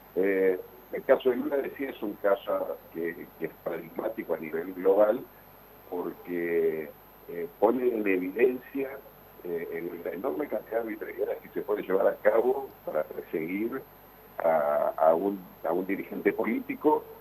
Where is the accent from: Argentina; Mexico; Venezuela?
Argentina; Nosotros como argentinos